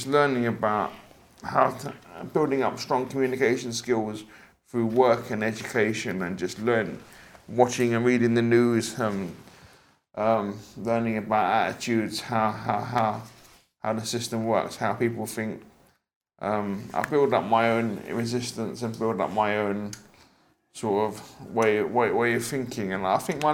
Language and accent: English; London, United Kingdom; I was born in the UK, Forest Gate